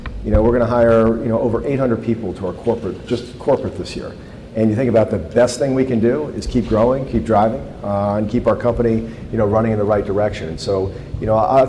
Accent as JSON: {"language": "English", "region": "Maryland", "country": "United States", "said": "I'm from Maryland. You know, I'm from here."}